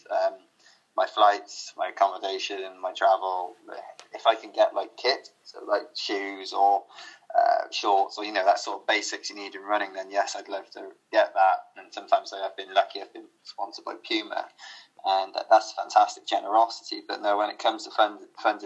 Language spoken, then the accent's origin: English; Penarth, Wales, United Kingdom; now in Cardiff, United Kingdom; So I grew up in Penarthur, from Penarthur originally. I now live in Cardiff. I never really travelled too far away from my hometown